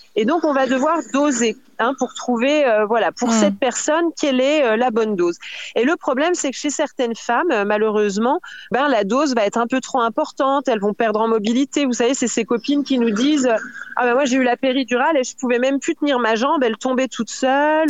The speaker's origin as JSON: {"language": "French", "country": "France", "said": "chez nous en France"}